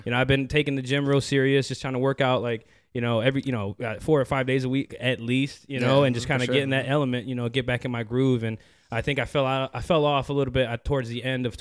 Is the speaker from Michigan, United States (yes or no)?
yes; Detroit, Michigan, United States; moved away as an adult; now in Chicago, United States; I'm born and raised in Detroit